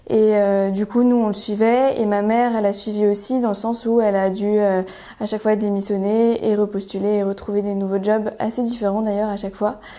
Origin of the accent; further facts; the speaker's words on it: northern France, France; alors, je viens du nord de la France essentiellement. On a déménagé pas mal de fois avec mes parents pour des raisons liées à la carrière de mon père.